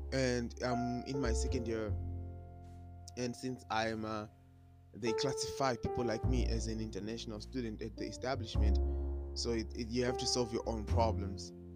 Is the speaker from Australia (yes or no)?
no; Zimbabwe; moved away as an adult; I am black and I'm international. I come from Zimbabwe